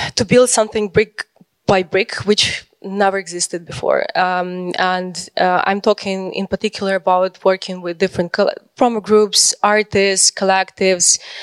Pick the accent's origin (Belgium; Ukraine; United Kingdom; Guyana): Ukraine